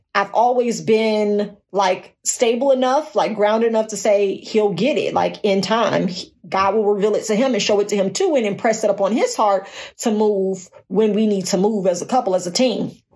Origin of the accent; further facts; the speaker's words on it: Gary, Indiana, United States; moved away as an adult; also born or lived in Tupelo, Mississippi; now in Dallas, United States; I was born and raised in Gary.